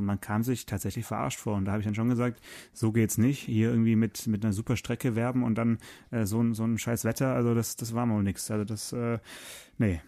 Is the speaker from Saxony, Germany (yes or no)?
no; Swabia, Baden-Württemberg, Germany; ich bin ja Schwabe